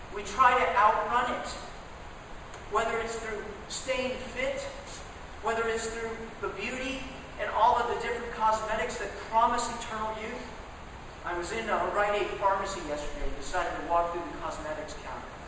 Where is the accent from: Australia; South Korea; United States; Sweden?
United States; Dallas, Texas; I grew up in Dallas.